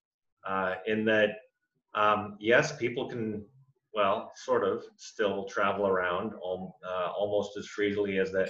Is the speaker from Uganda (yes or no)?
no; Canada; as a Canadian